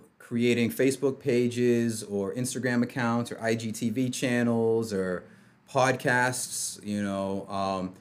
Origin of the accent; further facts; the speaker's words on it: Boston, Massachusetts, United States; I grew up in Boston. I grew up in Roxbury